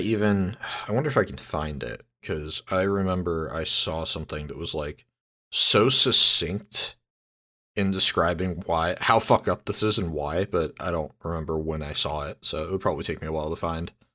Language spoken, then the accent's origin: English; San Diego, California, United States; also born or lived in Santa Barbara; I grew up in San Diego